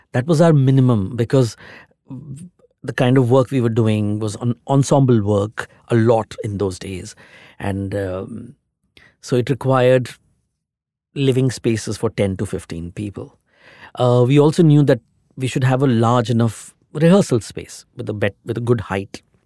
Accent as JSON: {"language": "English", "region": "Delhi", "country": "India", "moved": "yes", "lives_now": "Mumbai, India", "said": "I'm from, I'm basically from Delhi"}